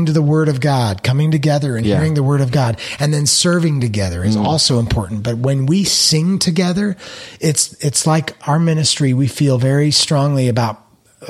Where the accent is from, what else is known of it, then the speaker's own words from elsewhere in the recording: Phoenix, Arizona, United States; also born or lived in Nashville, United States; now in Southern California, United States; coming to California, growing up in Phoenix, living in Nashville for 5 years